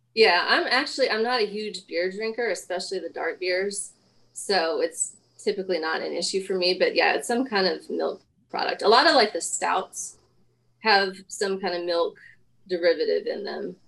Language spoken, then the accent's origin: English; Denver, Colorado, United States; I mean, I was born, I grew up in Denver.